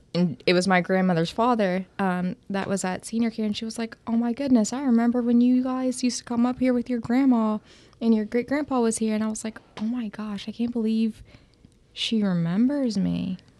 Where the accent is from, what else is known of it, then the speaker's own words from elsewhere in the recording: Bidwell, Ohio, United States; I am from Bidwell, Ohio, which is the center of the universe.